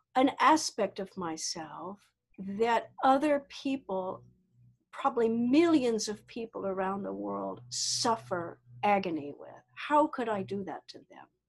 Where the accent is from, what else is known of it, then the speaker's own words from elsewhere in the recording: the Deep South, United States; I grew up in the South, deep South here in the United States